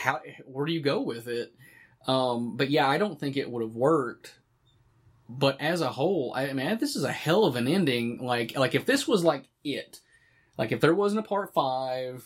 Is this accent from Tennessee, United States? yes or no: yes; Morristown, Tennessee, United States; I grew up in Morristown, Tennessee, where they filmed the original film.